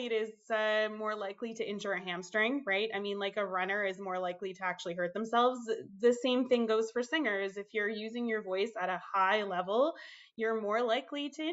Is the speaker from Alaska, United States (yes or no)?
no; Minnesota, United States; moved away as an adult; also born or lived in Toronto, Canada; now in Canada; I was born in the States, obviously, Minnesota. I moved to Canada at the ripe old age of 18.